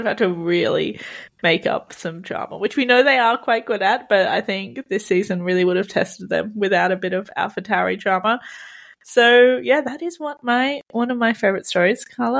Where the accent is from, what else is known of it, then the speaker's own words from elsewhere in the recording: Australia; As an Aussie